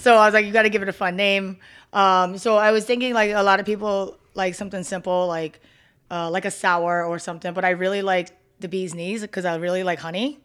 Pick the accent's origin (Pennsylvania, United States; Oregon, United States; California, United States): Pennsylvania, United States; Philadelphia; moved away as an adult; also born or lived in Delaware County, Pennsylvania; now in Las Vegas, United States; I'm originally from Philadelphia, so I was born and raised there